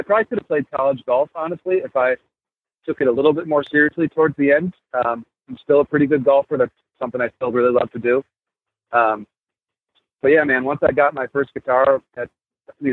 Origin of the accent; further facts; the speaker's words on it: Buffalo, New York, United States; moved away as an adult; now in Philadelphia, United States; I was born in Buffalo, New York